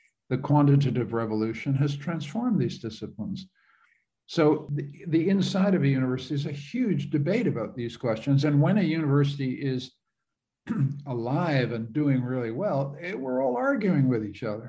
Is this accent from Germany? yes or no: no; Canada; I'm a Canadian